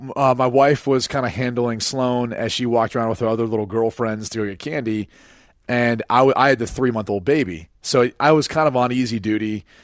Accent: Ireland; Because I'm Irish and then you claim to be Irish.

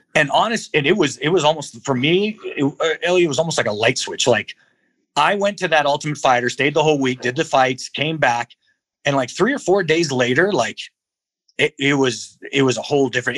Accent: Albuquerque, New Mexico, United States; I was raised in the South Valley of Albuquerque, New Mexico

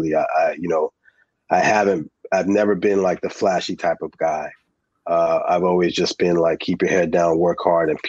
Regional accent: New Jersey, United States; born there; I was born in Jersey, so WBLS and Kiss FM and … and, and …

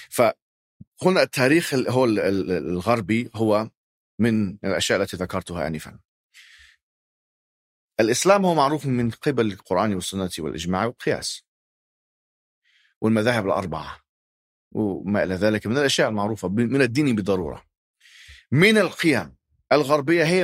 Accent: Alexandria, Alexandria Governorate, Egypt; انا ذهبت الى الاسكندريه انا من الاسكندريه اصلا يعني في مصر

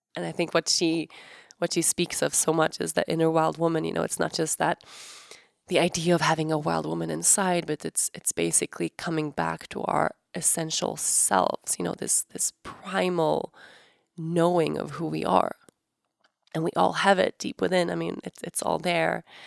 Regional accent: Sweden; moved away; my home country, Sweden

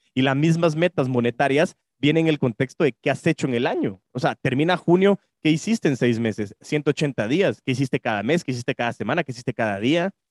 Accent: Guatemala; como guatemaltecos

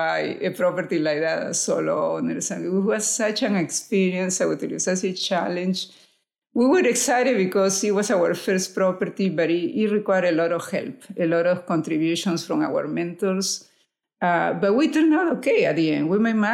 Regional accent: Lima, Peru; moved away as an adult; now in United States; I'm from Lima, Peru

